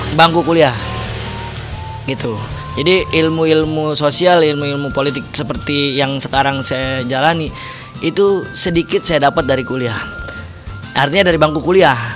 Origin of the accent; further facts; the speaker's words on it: Bekasi, West Java, Indonesia; bahasa saya, orang Bekasi